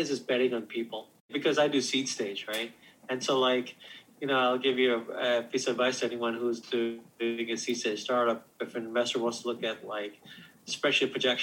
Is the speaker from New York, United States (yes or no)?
yes; outside of New York City, United States; moved away as an adult; also born or lived in Silicon Valley; we grew up outside of New York City